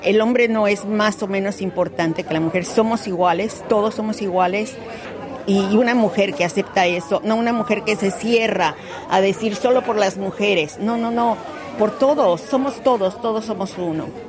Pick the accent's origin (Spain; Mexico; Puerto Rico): Mexico; now in Australia; soy mexicana, sí, la comida está aquí, los colores están aquí, la música